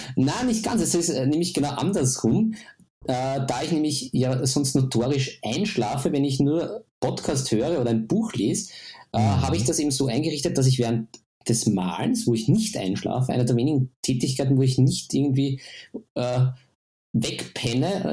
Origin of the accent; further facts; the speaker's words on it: Austria; bei uns in Österreich